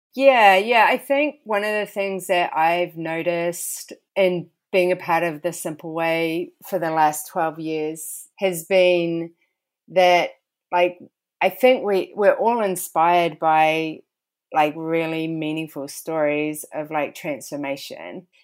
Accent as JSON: {"language": "English", "country": "New Zealand", "tie": "born or raised there", "moved": "as an adult", "lives_now": "Philadelphia, United States", "said": "been born and raised there"}